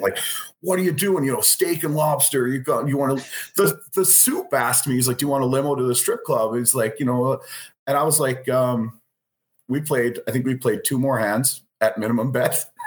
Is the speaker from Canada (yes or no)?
yes; Canada; we're Canadian